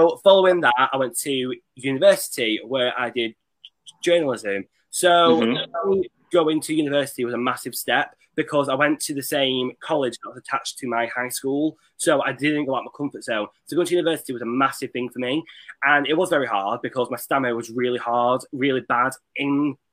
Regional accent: Kirkham, North West England, United Kingdom; also born or lived in Rochdale, Greater Manchester; I am originally from Rochdale in Manchester, but then when I was younger, I moved to a small town called Kirkham. It's pretty small, but it's home to me.

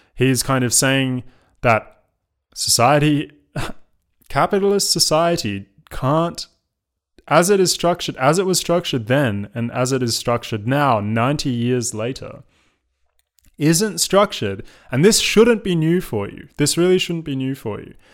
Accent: Australia; now in London, United Kingdom; as an, as an Australian

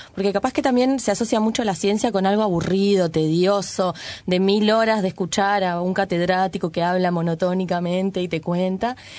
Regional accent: Uruguay; la población uruguaya, contrario a lo que se creyó por muchos años, es mestizada. Es decir, no mm. somos un trasplante de Europa directo, así, en nuestro territorio

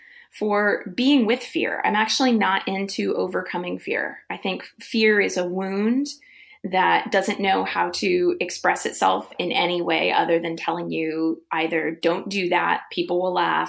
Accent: Midwest, United States; now in California, United States; I grew up in the Midwest, came to California

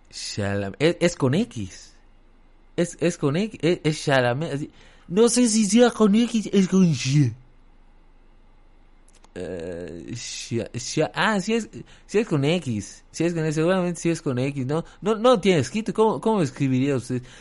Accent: State of Mexico, Mexico; No, yo soy de aquí, de Chimahualcalco, este, la verdad es que no, no soy francés

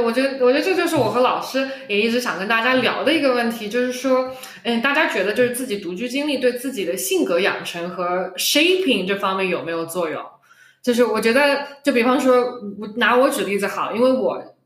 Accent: Shanghai, China; accent: Shanghainese; 我们上海话

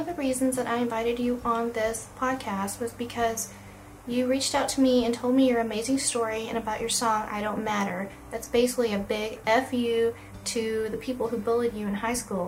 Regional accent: Houston, Texas, United States; I'm from Houston

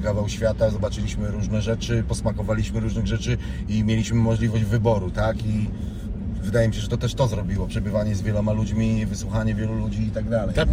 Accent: Wałbrzych, Lower Silesian Voivodeship, Poland; now in Wrocław, Poland; Urodzonym w Wałbrzychu, w szpitalu na Nowym Mieście

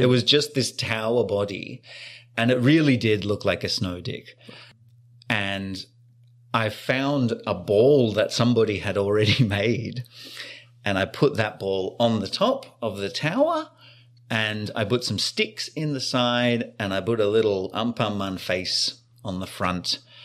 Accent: Australia; moved away; I grew up in Australia, the land of sun and sand

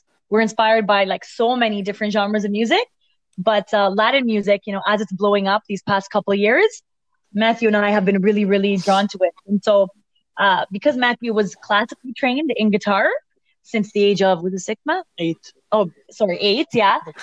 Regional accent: Toronto, Ontario, Canada; We are from, we're from Toronto

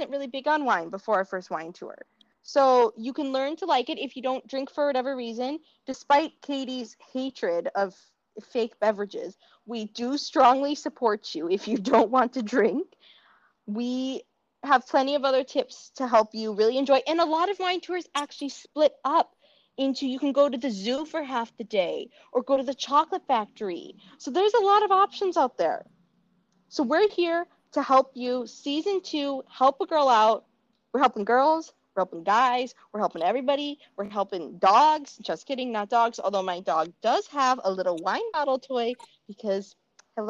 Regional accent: Minnesota, United States; accent: Minnesota; my Minnesota accent

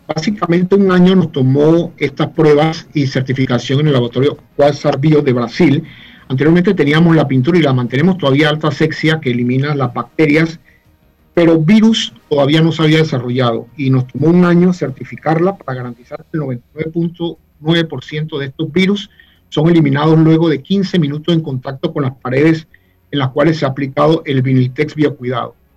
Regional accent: Chitré, Herrera, Panama; also born or lived in Panama City; Nací en la capital, en San Francisco de la Caleta, pero Chitreano de corazón

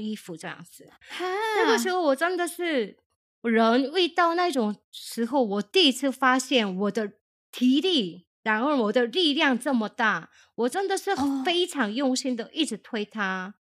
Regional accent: South Korea; now in Taiwan; 我是从韩国来的

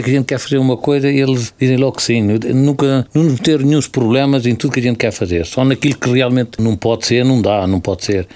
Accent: Mondorf-les-Bains, Luxembourg; praticamente sou de Mondorf, sou de Luxemburgo, além de ser de Valcambra aos meus pais

